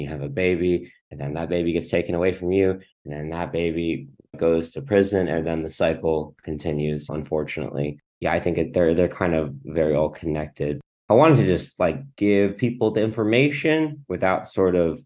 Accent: Southern California, United States; also born or lived in Philippines; I'm from SoCal

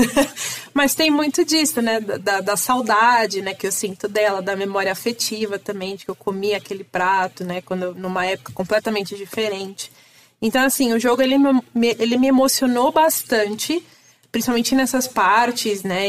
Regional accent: São Paulo, Brazil; also born or lived in Ceará; eu nasci no Ceará e eu vim para São Paulo com um ano de idade

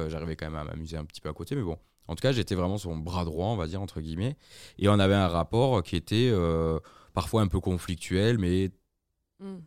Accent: Aix-en-Provence and Marseille, Provence-Alpes-Côte d'Azur, France; also born or lived in Toulouse; now in Lyon, France; je suis originaire du sud. Je suis né à Toulouse et j'ai grandi entre Aix et Marseille

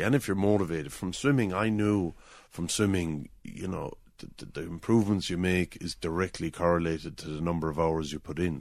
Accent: Drombanna, Limerick, Munster, Ireland; I grew up in Drumbana, which is, um, on the Old Cork Road on the way to Kilmallock

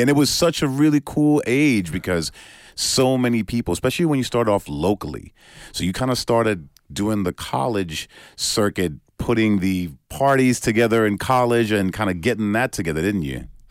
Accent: New York, United States; growing up in New York is a very similar thing. You know, back when I was a kid

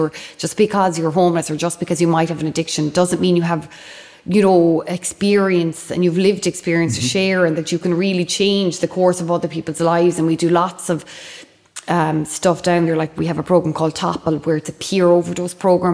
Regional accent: Limerick, Munster, Ireland; I'm from Limerick, yeah, from Corbally, just out the road

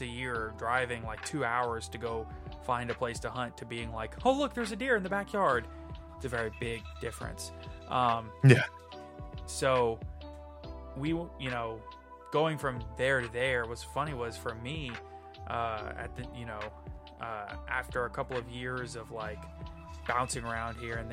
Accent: New Orleans, Louisiana, United States; I was born and raised in New Orleans

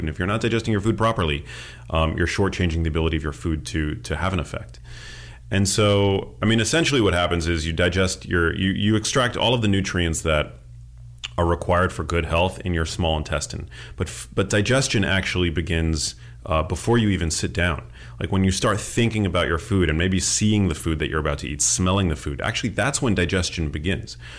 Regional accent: New York City, New York, United States; moved away as an adult; also born or lived in Miami; now in Los Angeles, United States; I grew up in New York City. I went to school in Miami. I live in L

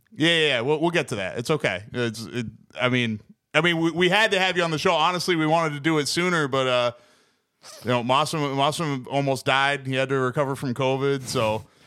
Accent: New England, United States; I grew up in New England

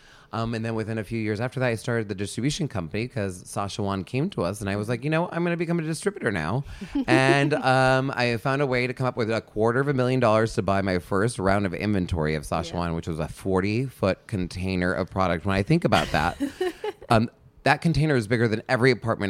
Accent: New York, United States; now in Los Angeles, United States; I didn't want to leave New York. I was an East Coaster. I'm a New Yorker at heart.

